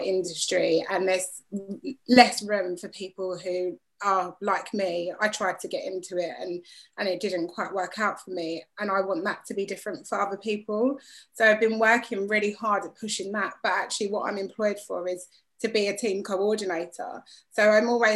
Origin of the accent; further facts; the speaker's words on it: London, United Kingdom; also born or lived in Walthamstow, London; I was born in Walthamstow, East London, and I was brought up mainly in Gants Hill, which is like East but borderline Essex, really.